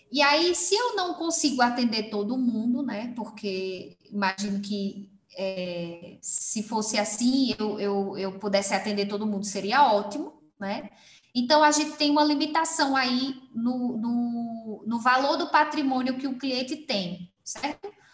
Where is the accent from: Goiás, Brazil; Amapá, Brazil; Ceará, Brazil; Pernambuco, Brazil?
Pernambuco, Brazil; Belo Jardim; now in Caruaru, Brazil; Em Belo Jardim, numa cidade menor ainda do que a que eu estou hoje, né? Que é a cidade onde eu nasci.